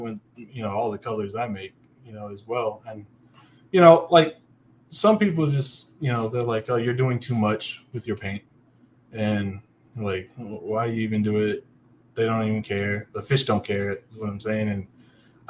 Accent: Virginia Beach, Virginia, United States; moved away as an adult; also born or lived in Norfolk, Virginia; now in Texas, United States; I grew up in Virginia Beach, in Virginia, okay, right on the Chesapeake Bay

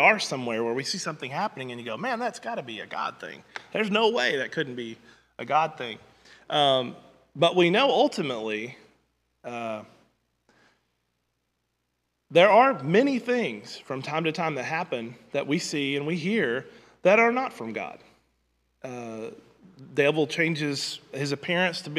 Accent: Southwest Missouri, United States; I grew up in Southwest Missouri most of my life.

